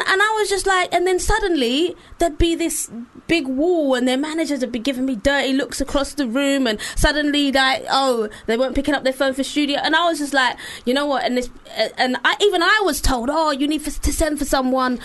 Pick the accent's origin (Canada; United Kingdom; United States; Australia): United Kingdom; London; I'm from East London.